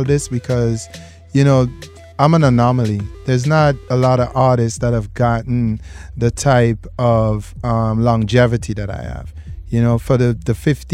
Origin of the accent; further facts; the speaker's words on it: St. Vincent & Grenadines; St. Vincent and the Grenadines people. You know, shout out. That's my country. That's my island. That's where I'm from.